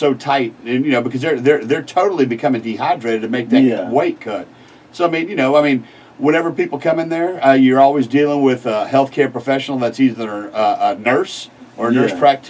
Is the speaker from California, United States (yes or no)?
no; Galveston, Texas, United States; moved away as an adult; now in Beaumont, United States; I'm from Galveston. Came up here to Beaumont as a full board certified anesthesiologist.